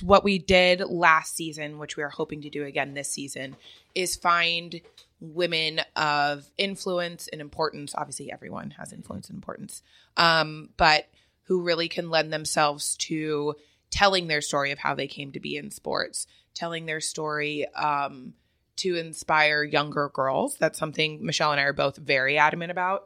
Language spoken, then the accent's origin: English; Ontario, California, United States; also born or lived in Huntington Beach, California; I grew up in the Ontario area. I then moved to Huntington Beach